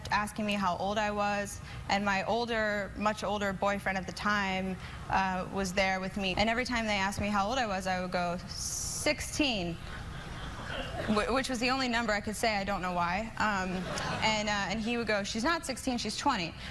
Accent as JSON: {"language": "English", "town": "Wilmington", "region": "Delaware", "country": "United States", "said": "I'm from Wilmington, Delaware."}